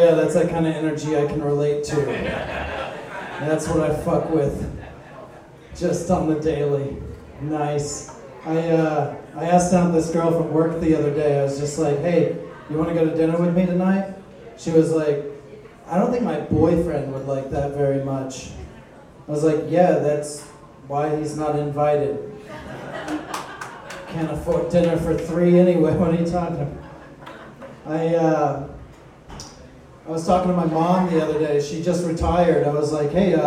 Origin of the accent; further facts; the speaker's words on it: Oklahoma, United States; now in China; I'm from Oklahoma